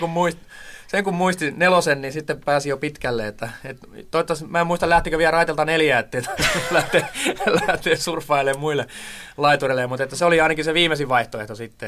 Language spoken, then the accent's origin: Finnish; Tampere, Pirkanmaa, Finland; also born or lived in Toijala; now in Sipoo, Finland; mähän olin silloin Tampereella nuoruuteni